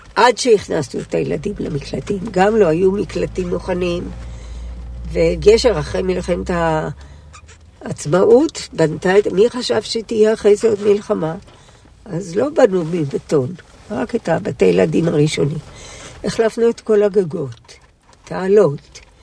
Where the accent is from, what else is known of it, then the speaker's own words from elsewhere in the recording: Ashdot Ya'akov, Northern District, Israel; also born or lived in Gesher; בת אשדוד במקור, שנולדתי עוד בחצר גשר, ששם ישבה אשדוד לפני עלותה למשבצת הקבע שלה 14 שנים. בכל חיי אני בעמק הירדן, בין אשדוד לגשר